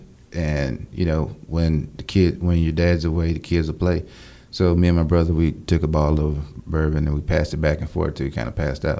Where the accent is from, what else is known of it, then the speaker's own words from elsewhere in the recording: Louisiana, United States; I'm from Louisiana, small town.